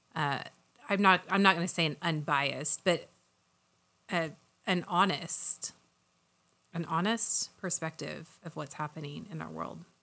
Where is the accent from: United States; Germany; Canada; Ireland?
United States; Oklahoma; I'm from Oklahoma